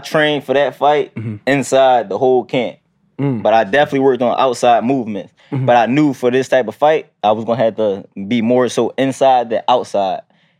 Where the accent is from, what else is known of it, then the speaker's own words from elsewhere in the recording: Philadelphia, Pennsylvania, United States; Growing up in Philly, you know, got every hood has its ups and downs.